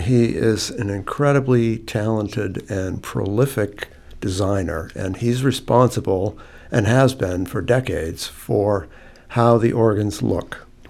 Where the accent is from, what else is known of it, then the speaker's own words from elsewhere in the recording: New Hampshire, United States; moved away as an adult; now in Gloucester, United States; I grew up in New Hampshire.